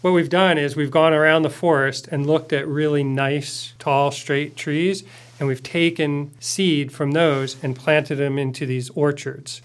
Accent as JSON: {"language": "English", "area": "outside of Philadelphia", "region": "Pennsylvania", "country": "United States", "tie": "born or raised there", "also_born_or_lived": "Oregon / Warm Springs Reservation", "moved": "as an adult", "said": "I grew up outside of Philadelphia and came west to study forestry at O S U"}